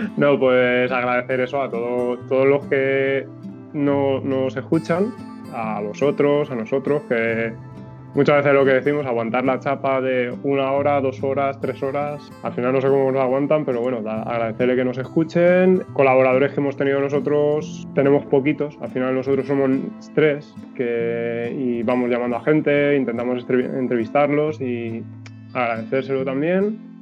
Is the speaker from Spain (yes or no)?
yes; Valencian Community, Spain; soy valenciano, pero mis padres son de La Mancha